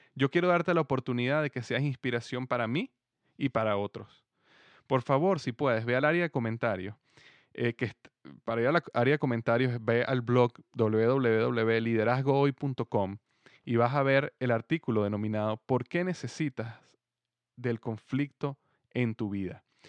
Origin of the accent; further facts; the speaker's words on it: Venezuela; moved away as an adult; also born or lived in United States; now in Cincinnati, United States; yo nací en Estados Unidos, pero yo viví en Venezuela prácticamente toda mi vida. Desde bebé hasta los 28 años yo viví en Venezuela